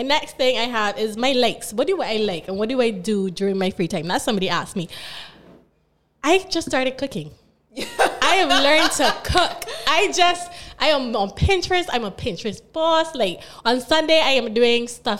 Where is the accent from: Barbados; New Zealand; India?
Barbados; I was born here in Barbados. I went to school at St. Gabriel's, then I went to St. Winifred's.